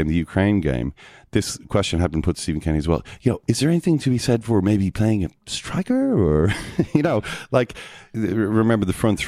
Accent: Ireland; we're all Irish

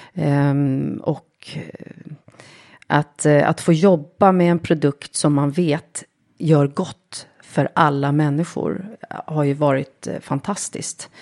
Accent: Lidingö, Stockholm County, Sweden; jag är uppvuxen eh, egentligen på Lidingö

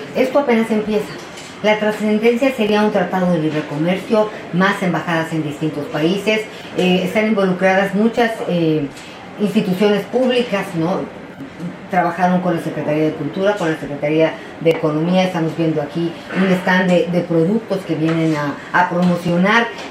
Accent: Mexico; yo como mexicana

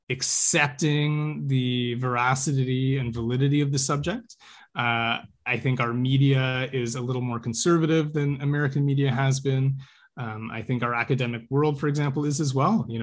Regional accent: Canada

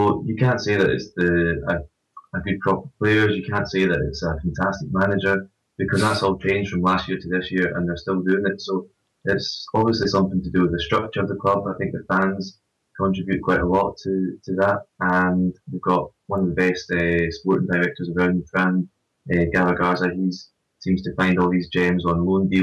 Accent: Scotland, United Kingdom; accent: Scottish

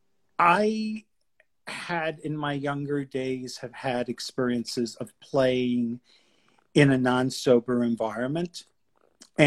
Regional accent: New York City, New York, United States; now in Washington DC, United States; I'm originally from New York City

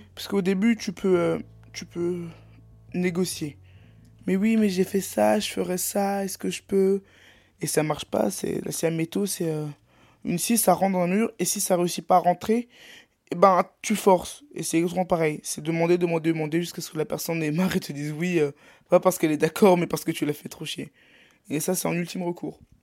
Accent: Brittany, France; je suis breton

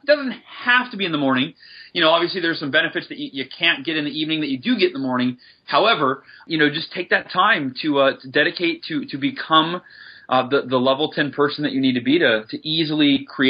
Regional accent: California, United States; Down near San Diego.

